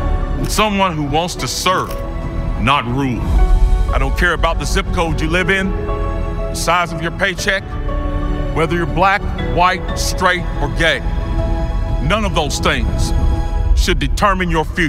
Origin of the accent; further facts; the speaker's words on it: Greensboro, North Carolina, United States; I grew up poor here in Greensboro, the ninth of 10 children